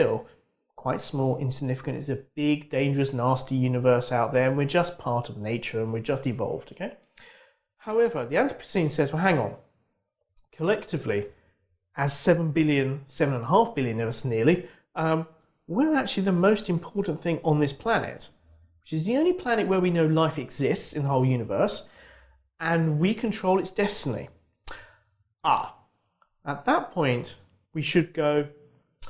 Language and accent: English; United Kingdom; as a Brit